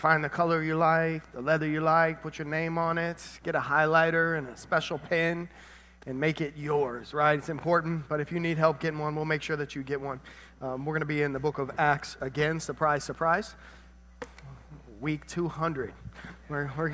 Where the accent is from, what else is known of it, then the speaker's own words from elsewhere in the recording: Tennessee, United States; now in South Florida, United States; I was born in Tennessee.